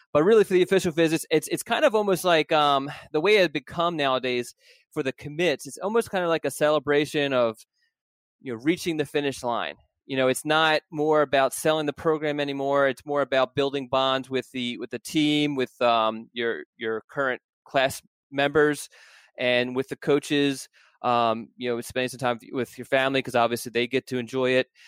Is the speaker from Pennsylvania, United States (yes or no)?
yes; Philadelphia, Pennsylvania, United States; the city that I was born